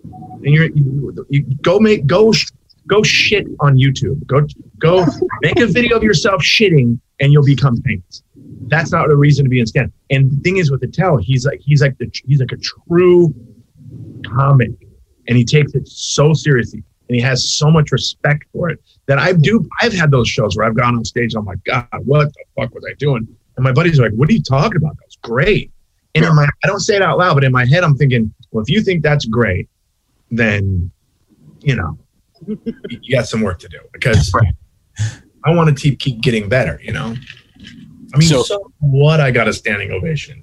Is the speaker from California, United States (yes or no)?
yes; Long Beach, California, United States; also born or lived in Santa Monica, California / Hollywood, California; I was raised in Long Beach for the rest of my life down here